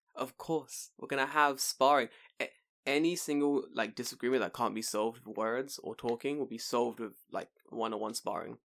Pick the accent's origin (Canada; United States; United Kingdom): United Kingdom; London; moved away; me growing up in London